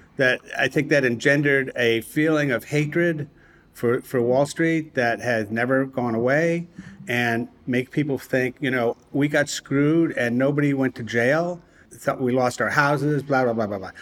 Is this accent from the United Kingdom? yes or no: no; Providence, Rhode Island, United States; moved away; my hometown, Providence, Rhode Island